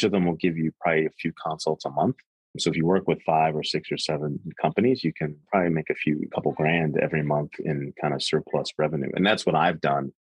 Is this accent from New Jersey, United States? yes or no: yes; Jersey Shore, New Jersey, United States; now in Wilmington, United States; I'm from the Jersey Shore